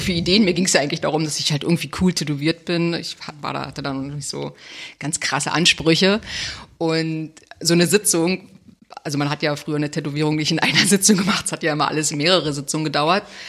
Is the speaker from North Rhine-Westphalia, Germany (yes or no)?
no; Cottbus, Brandenburg, Germany; ich komme aus Cottbus